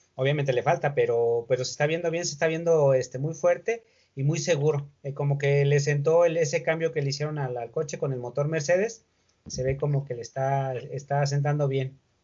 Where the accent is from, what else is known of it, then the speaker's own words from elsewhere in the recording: Mexico; uno como mexicano